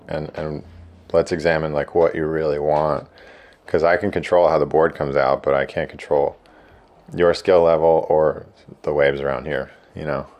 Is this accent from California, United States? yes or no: no; Blairstown, New Jersey, United States; also born or lived in Long Beach Island, New Jersey; I grew up in Blairstown, like, almost, uh, almost Poconos